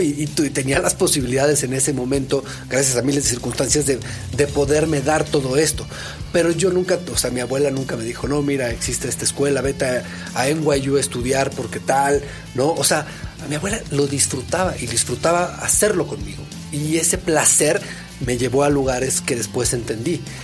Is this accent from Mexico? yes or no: yes; Mexico; soy mexicano, soy director